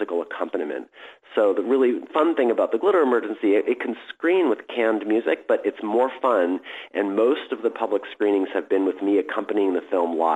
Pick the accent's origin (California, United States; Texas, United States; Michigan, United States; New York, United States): California, United States; San Francisco; I grew up in San Francisco at a really wonderful time in the 1970s